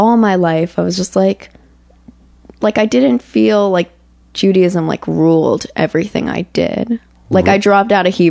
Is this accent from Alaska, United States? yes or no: no; Aventura, Florida, United States; I grew up in Aventura, which is like a very, very small...